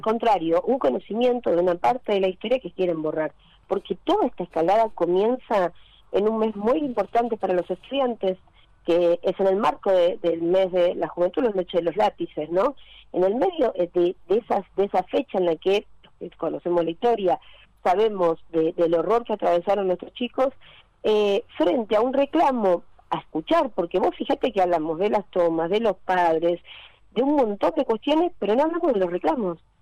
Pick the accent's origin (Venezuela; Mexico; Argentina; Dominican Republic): Argentina; Buenos Aires; yo soy del Lugano